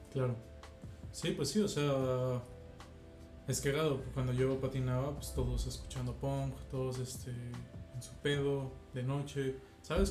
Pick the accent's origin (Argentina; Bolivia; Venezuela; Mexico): Mexico